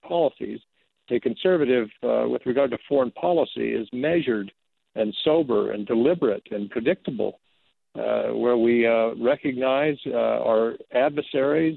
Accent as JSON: {"language": "English", "region": "rural Arizona", "country": "United States", "tie": "born or raised there", "said": "raised in Arizona without, particularly in rural Arizona"}